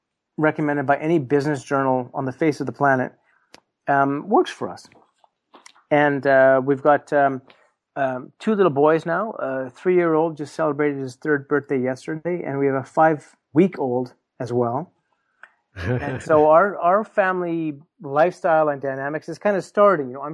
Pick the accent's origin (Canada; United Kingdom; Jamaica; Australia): Canada; me as a Canadian guy